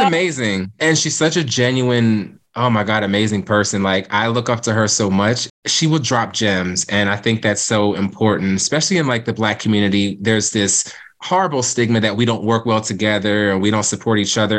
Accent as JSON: {"language": "English", "town": "Cape May", "region": "New Jersey", "country": "United States", "tie": "born or raised there", "moved": "as an adult", "lives_now": "Philadelphia, United States", "said": "Growing up in Cape May, it's very historic"}